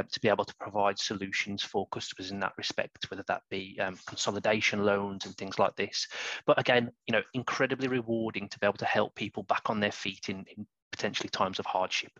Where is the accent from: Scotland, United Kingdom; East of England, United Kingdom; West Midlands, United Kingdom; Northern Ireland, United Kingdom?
West Midlands, United Kingdom; I'm from the West Midlands, and I'm sure that accent is coming through loud and clear